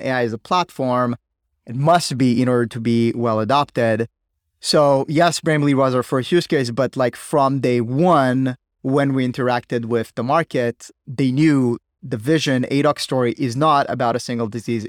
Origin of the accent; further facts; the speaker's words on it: Israel; I was like everybody from Israel, you know, serving in the military